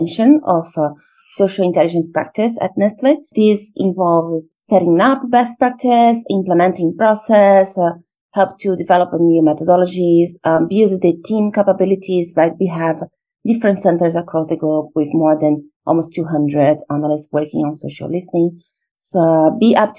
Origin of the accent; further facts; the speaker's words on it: Brazil; moved away as an adult; also born or lived in Russia / India / China / Portugal; I'm originally from Brazil